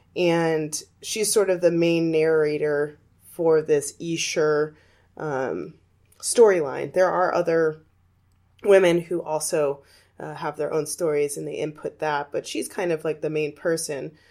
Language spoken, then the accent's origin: English; Arizona, United States; my home state of Arizona